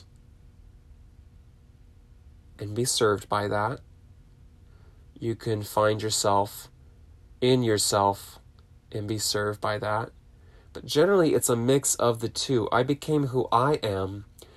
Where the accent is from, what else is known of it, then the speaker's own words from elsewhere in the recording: Southern California, United States; growing up in SoCal, in my adolescent teen years